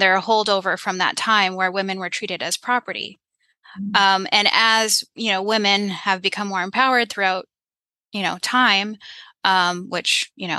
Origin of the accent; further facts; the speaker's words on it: United States; I was born here in the United States